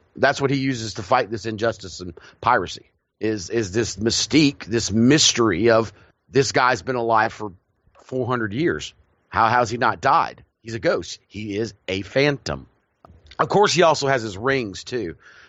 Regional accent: United Kingdom; I think if you find like families, being British, a lot of, you know, elite families, royalty, you know, nobility, they have those family mausoleums

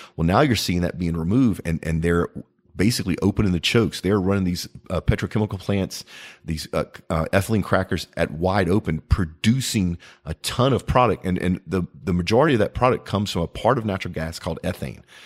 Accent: United States; As an American

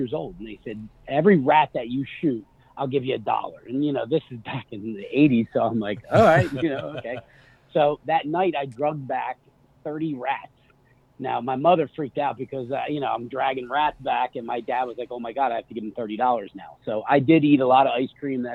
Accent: outside of Philadelphia, Pennsylvania, United States; I was born and raised outside of Philadelphia

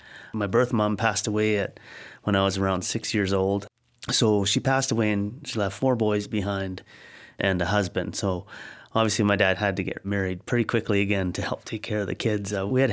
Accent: Cranbrook, British Columbia, Canada; also born or lived in Blairmore; now in Abbotsford, Canada; so we grew up in Blairmore and Cranbrook, and then arrived in Abbotsford in 85.

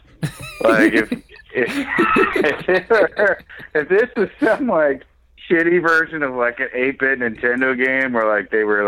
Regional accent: Sioux City, Iowa, United States; my hometown of Sioux City, Iowa

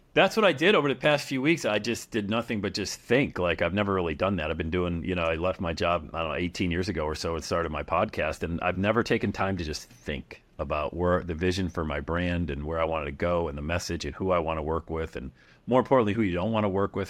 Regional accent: Bradford, Pennsylvania, United States; Back in my hometown of Bradford, P A, bought a duplex

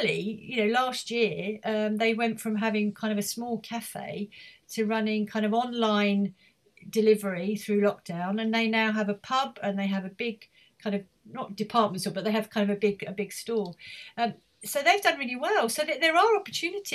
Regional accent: London, United Kingdom; moved away as an adult; now in Ipswich, United Kingdom; when I grew up in London

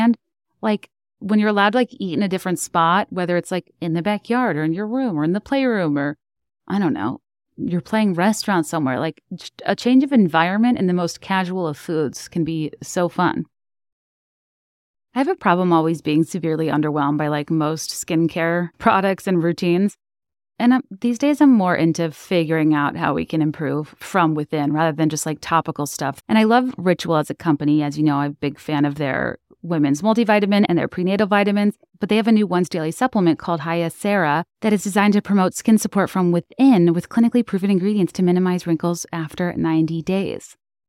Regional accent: Chicago, Illinois, United States; Even though I'm from the Chicagoland area, I never had a white Christmas until I was 20.

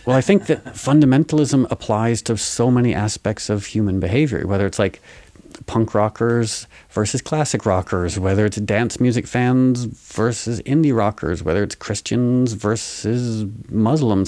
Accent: New York, United States; growing up in New York

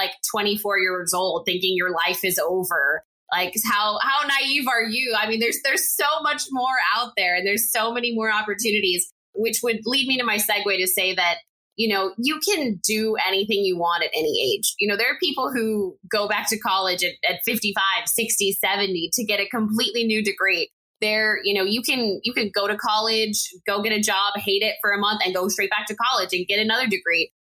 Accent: El Paso, Texas, United States; moved away as an adult; also born or lived in Lubbock, Texas; my hometown of El Paso, Texas

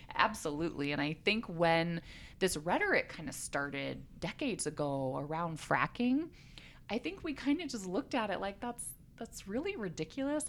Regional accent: Colorado, United States; moved away as an adult; also born or lived in South Korea; I'm originally from Colorado. I love this state. I grew up here

